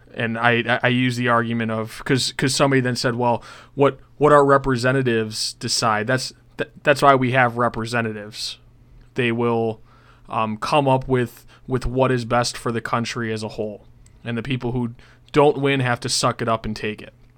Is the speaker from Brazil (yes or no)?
no; Buffalo, New York, United States; I'm from Buffalo, New York